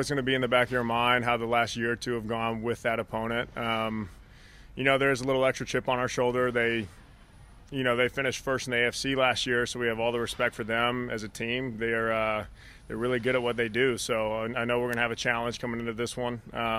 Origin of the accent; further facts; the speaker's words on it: Nashville, Tennessee, United States; moved away; I'm from Nashville.